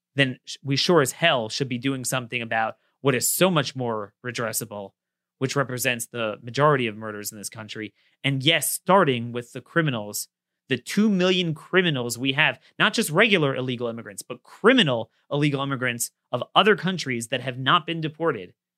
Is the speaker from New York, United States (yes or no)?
no; Baltimore, Maryland, United States; born or raised there